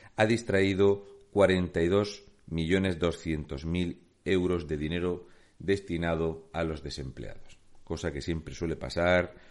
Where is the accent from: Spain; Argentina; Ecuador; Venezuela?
Spain; Region of Murcia; un murciano encabronado.